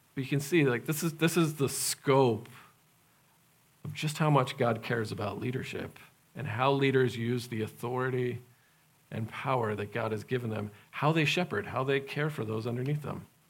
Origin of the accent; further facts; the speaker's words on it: United States; also born or lived in Madagascar; being American